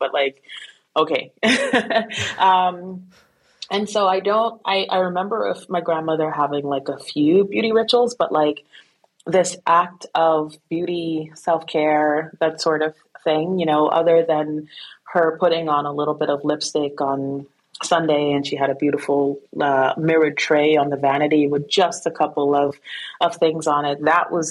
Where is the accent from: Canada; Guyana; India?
Guyana; also born or lived in Brooklyn, United States; So I was born in Brooklyn, but my family is actually from South America, from Guyana. And so I was raised there.